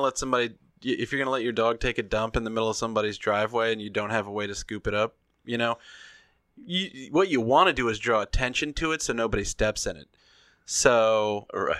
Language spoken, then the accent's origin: English; the South, United States; I'm from the South